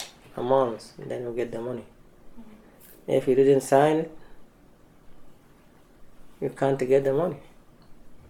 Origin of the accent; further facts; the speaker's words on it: Darfur, Sudan; moved away as an adult; also born or lived in Nyala, Sudan / Libya; I am from Sudan. I left my country in 2004